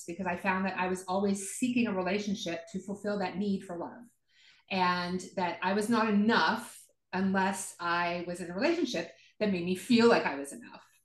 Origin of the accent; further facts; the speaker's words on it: the South, United States; I grew up in the South, so born again Christians